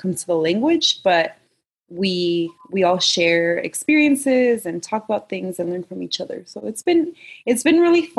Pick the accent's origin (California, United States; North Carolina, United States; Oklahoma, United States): California, United States; Napa; moved away as an adult; also born or lived in San Jose / Colombia / Mexico (parents); now in San Diego, United States; I grew up in Napa